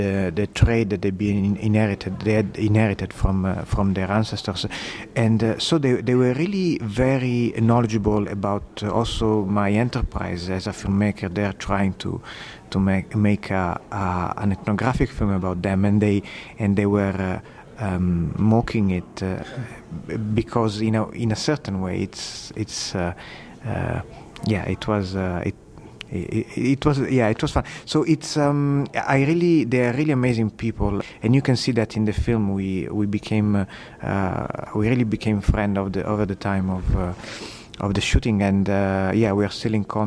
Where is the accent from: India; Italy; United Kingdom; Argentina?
Italy; Sicily; now in Canada; I'm originally from Sicily, and I grew up next to a fishing village